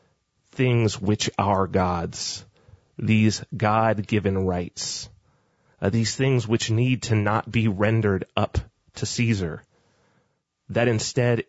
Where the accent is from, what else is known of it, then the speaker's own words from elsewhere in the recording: United States; myself being American